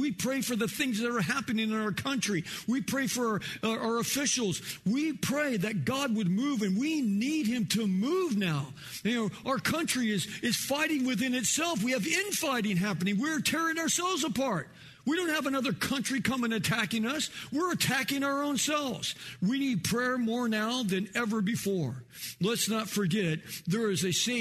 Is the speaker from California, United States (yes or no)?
yes; Los Angeles, California, United States; also born or lived in Kansas; we moved to California, you know, when I was 4 years old. We moved to North Hollywood